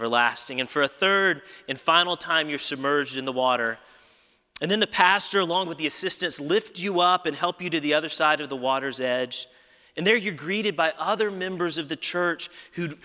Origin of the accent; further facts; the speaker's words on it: Alabama, United States; my home state of Alabama